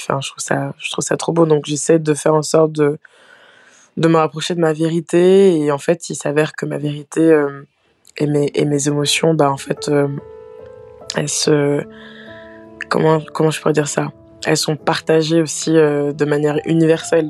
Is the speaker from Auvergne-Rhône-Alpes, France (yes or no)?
no; Pont-Sainte-Maxence, Hauts-de-France, France; also born or lived in Aisne / Canada; J'ai grandi, euh, j'ai grandi en, Picardie